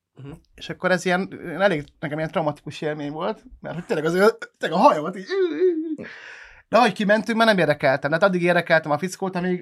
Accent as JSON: {"language": "Hungarian", "town": "Pécs", "region": "Baranya", "country": "Hungary", "said": "a Pécsiként"}